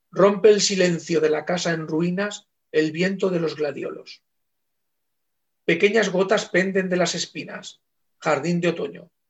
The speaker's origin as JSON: {"language": "Spanish", "region": "Valencian Community", "country": "Spain", "said": "los dos somos valencianos"}